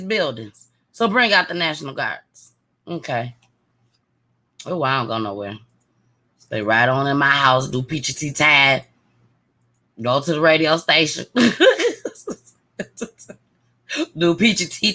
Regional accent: Saginaw, Michigan, United States; my hometown. You got Saginaw

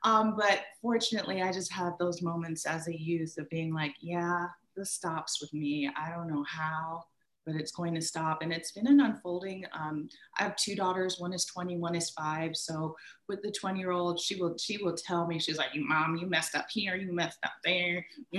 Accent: Bermuda; born there; and I was born in Bermuda. I would go back and forth to Bermuda

